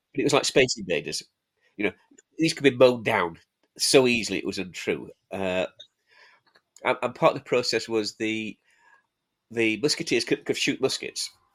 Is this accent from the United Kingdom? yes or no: yes; Halifax, Yorkshire and the Humber, United Kingdom; also born or lived in Sheffield; Born and bred there